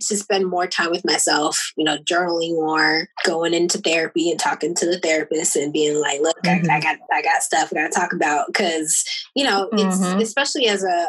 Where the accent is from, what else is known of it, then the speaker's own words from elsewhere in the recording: Jamaica; I'm Jamaican